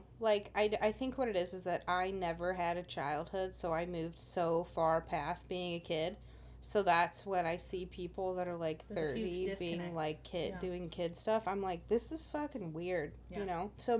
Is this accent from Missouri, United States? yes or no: yes; Fenton, Missouri, United States; moved away